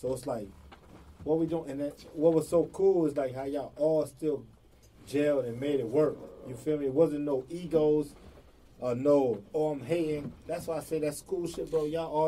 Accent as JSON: {"language": "English", "town": "Atlanta", "region": "Georgia", "country": "United States", "said": "Okay, I'm from Atlanta alone."}